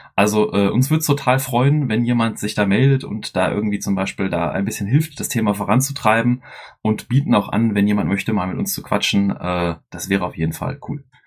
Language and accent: German; Dortmund, North Rhine-Westphalia, Germany; wir drei sind ja Ruhrpöttler, wir kommen ja alle aus dem Pott hier. Ähm, der Chris und ich aus Dortmund